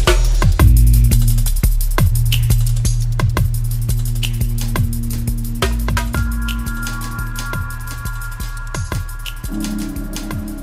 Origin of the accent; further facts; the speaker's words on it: Bristol, South West England, United Kingdom; I'm from Bristol.